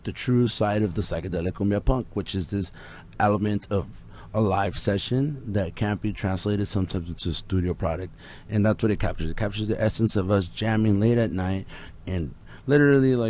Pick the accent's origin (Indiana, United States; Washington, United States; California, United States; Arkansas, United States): California, United States; Los Angeles; we're from East